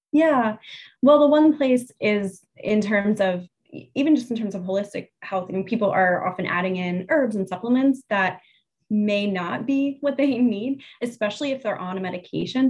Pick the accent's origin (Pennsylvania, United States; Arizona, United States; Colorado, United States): Pennsylvania, United States; now in New Jersey, United States; I grew up in Pennsylvania, where Jersey is considered the armpit of the United States. So to say that I now oh. live in New Jersey